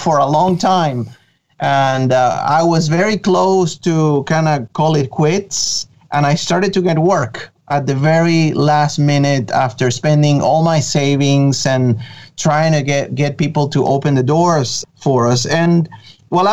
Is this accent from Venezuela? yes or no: yes; Venezuela; first language Spanish; English is a second language; moved away; I'm originally from Venezuela in South America